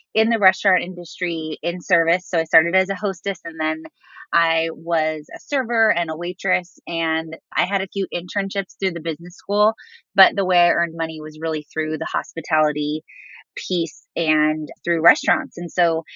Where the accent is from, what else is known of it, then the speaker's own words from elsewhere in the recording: Southern California, United States; also born or lived in Arizona; I'm originally from Southern California, and I ended up right back where I started. So I'm back in California